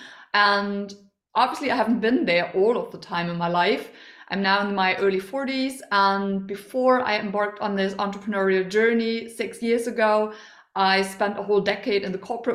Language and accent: English; Germany; I am from Germany.